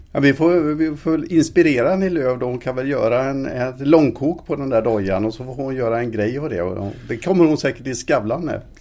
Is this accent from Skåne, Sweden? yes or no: no; Alingsås, Västra Götaland, Sweden; i Alingsåstidningen där jag växte upp